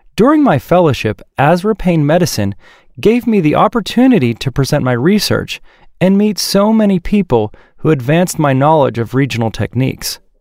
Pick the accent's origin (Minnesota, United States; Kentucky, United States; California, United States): California, United States; moved away as an adult; also born or lived in Florida; now in San Diego, United States; I was raised in California